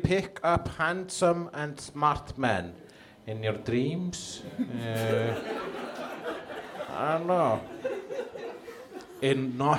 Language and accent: English; Iceland; I'm a comedian from Iceland.